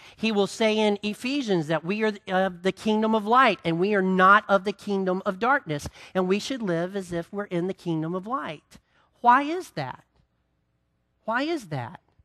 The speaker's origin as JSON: {"language": "English", "town": "Greensboro", "region": "North Carolina", "country": "United States", "tie": "born or raised there", "said": "I grew up in Greensboro"}